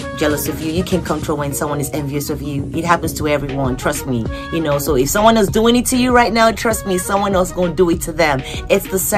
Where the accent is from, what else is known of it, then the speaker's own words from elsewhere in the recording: Lagos, Nigeria; now in United States; I was born in Surulere